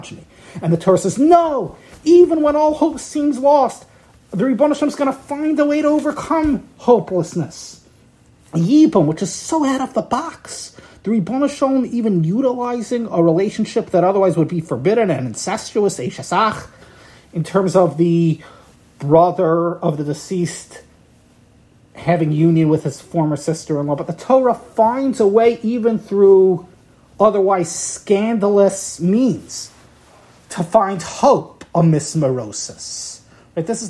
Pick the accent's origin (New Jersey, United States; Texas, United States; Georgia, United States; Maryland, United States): Maryland, United States; Baltimore; my hometown here in Baltimore.